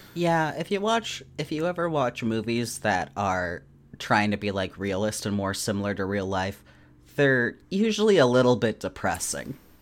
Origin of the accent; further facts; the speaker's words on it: Alaska, United States; there being an Elks Club in my hometown, which made sense 'cause Alaska elk